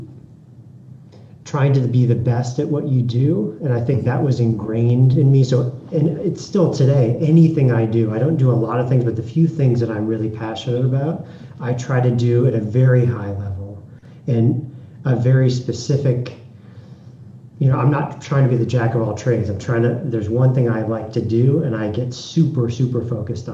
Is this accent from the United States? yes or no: yes; Scottsdale, Arizona, United States; I grew up in just outside Phoenix, Arizona, in Scottsdale